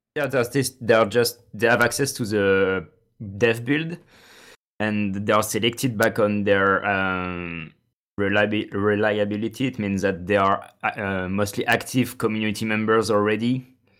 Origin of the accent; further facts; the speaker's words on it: France; I'm from France